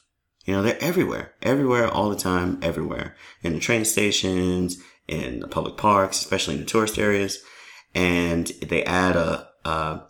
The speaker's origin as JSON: {"language": "English", "town": "New York City", "region": "New York", "country": "United States", "tie": "born or raised there", "moved": "yes", "lives_now": "Worcester, United States", "said": "I grew up in New York, which has millions of people."}